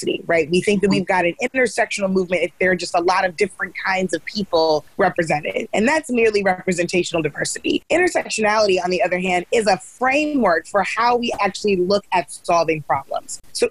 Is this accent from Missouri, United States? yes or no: yes; St. Louis, Missouri, United States; St. Louis is my hometown